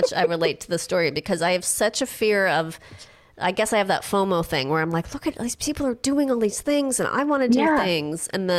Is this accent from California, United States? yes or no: yes; Los Angeles, California, United States; When I grew up in California, in Los Angeles.